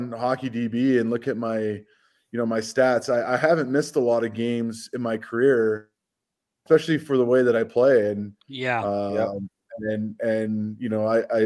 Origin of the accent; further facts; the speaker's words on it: Vancouver, British Columbia, Canada; moved away as an adult; now in Calgary, Canada; I'm from Vancouver